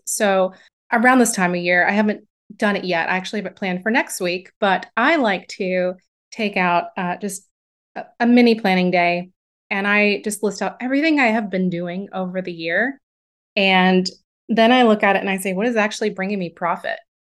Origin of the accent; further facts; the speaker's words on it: the South of the United States, United States; moved away as an adult; also born or lived in upstate New York; I grew up in the South of the United States